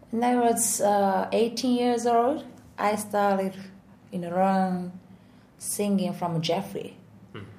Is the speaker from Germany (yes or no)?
no; Japan; first language Japanese; English is a second language; moved away as an adult; I was born in Japan. I'm, you know, I was just natural listening to Japanese from my, you know, parents.